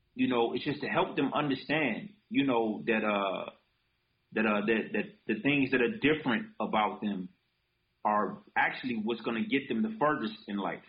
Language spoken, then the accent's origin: English; Detroit, Michigan, United States; also born or lived in Japan; I was a kid from Detroit that just wanted to express itself.